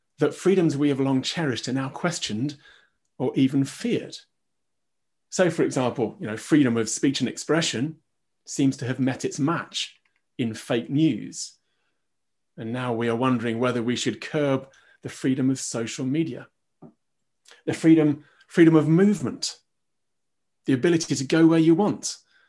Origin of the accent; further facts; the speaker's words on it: United Kingdom; we're British